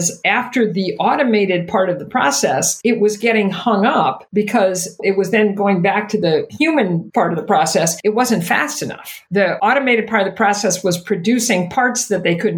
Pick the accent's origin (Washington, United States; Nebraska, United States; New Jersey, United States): Nebraska, United States; Omaha; I grew up in Omaha